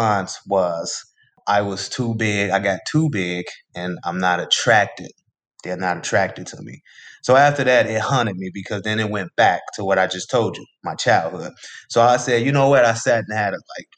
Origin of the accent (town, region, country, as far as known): Chicago, Illinois, United States; born or raised there